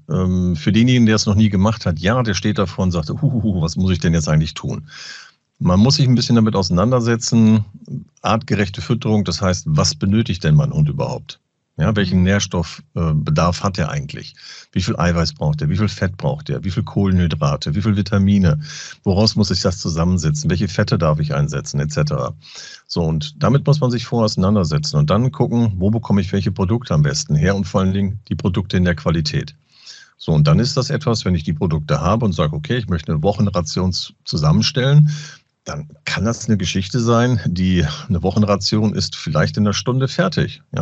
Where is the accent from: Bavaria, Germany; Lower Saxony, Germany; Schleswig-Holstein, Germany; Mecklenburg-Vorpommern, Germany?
Lower Saxony, Germany; Moin sagen, ich komme ja aus Ostfriesland.